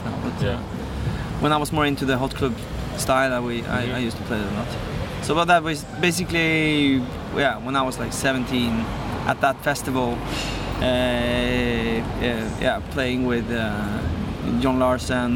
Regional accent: Fræna, Møre og Romsdal, Norway; I'm from this little town outside of a little town in on the west coast of Norway called Fræna, which is really small, 9,000 inhabitants spread on a big area.

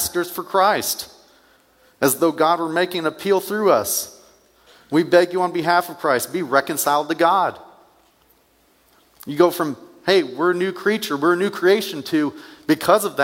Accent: United States; also born or lived in Northern Illinois; I grew up in Wayne County

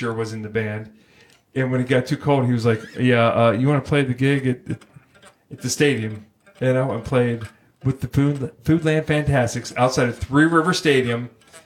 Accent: Pittsburgh, Pennsylvania, United States; I grew up in Pittsburgh

